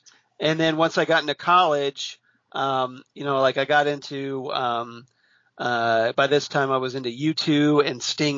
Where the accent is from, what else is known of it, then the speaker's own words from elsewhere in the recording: Medina, Ohio, United States; now in Hilliard, United States; Currently, I live in Hilliard, Ohio, which is a suburb of Columbus, Ohio. Grew up in Medina, Ohio, which is just outside of Akron.